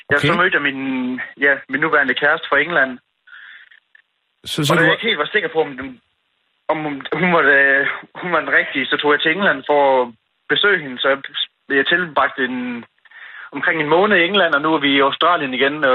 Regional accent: Vejle, Southern Denmark, Denmark; accent: Jutlandic; Ja, jeg er fra Vejle, en lille by, der hedder ja, Vejle.

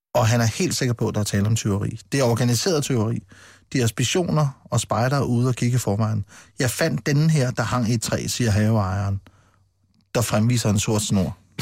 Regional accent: Funen, Southern Denmark, Denmark; jeg kommer fra Fyn

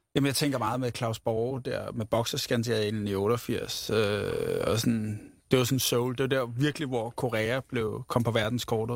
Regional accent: Ramløse, Capital Region of Denmark, Denmark; Jeg er vokset op i Ramløs

